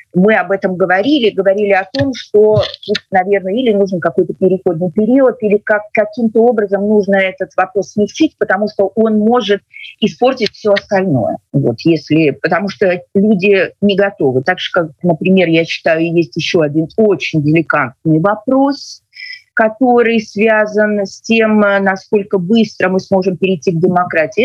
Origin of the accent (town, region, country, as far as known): Belarus